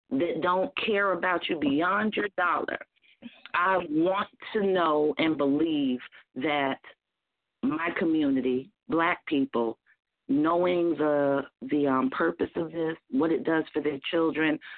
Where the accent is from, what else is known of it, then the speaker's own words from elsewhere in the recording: Newark, New Jersey, United States; I'm from the Bricks